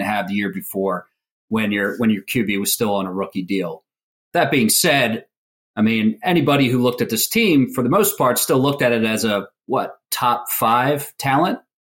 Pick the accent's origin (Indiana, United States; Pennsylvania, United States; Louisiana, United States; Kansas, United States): Pennsylvania, United States; Philadelphia; growing up in Philly